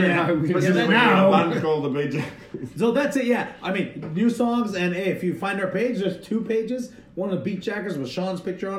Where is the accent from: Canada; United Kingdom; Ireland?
Canada; Toronto, Ontario; my hometown, Toronto